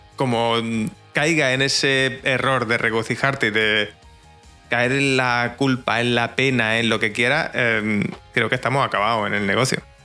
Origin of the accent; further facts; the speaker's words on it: Jaén, Andalusia, Spain; soy de Jaén, un pueblecito que, vive prácticamente del campo